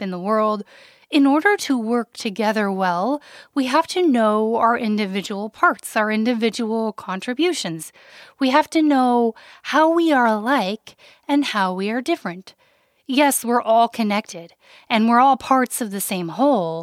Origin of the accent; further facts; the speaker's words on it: Wyoming, United States; I grew up in Wyoming, the least populated state in the United States